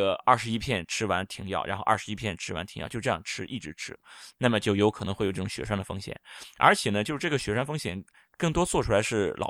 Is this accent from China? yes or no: yes; China; 我们中医有很多这种调经的药啊，博大精深，我们中国人都是受益匪浅。